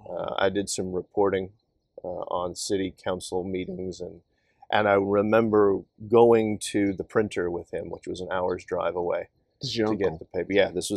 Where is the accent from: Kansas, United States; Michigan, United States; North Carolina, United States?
Kansas, United States; moved away; I grew up on a farm in Kansas, and this was, my hometown was at the time maybe about 1,200 people.